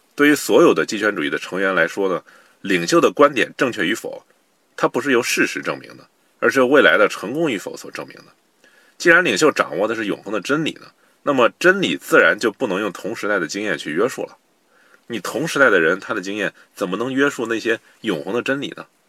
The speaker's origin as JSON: {"language": "Chinese", "country": "China", "said": "我们中国人"}